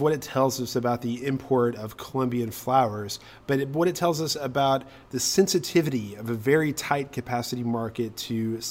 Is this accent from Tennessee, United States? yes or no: yes; Powell, Tennessee, United States; born or raised there